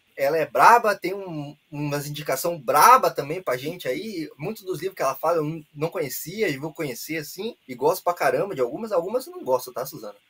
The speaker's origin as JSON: {"language": "Portuguese", "country": "Brazil", "said": "somos brasileiros"}